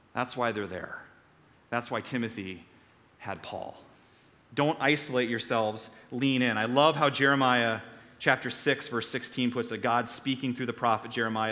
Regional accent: Story City, Iowa, United States; I grew up in Story City, and our town festival was Scandinavian Days

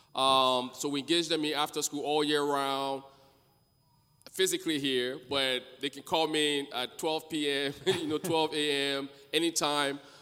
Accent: Liberia; now in United States; I'm originally from Liberia, my wife and I, and we came here as refugee.

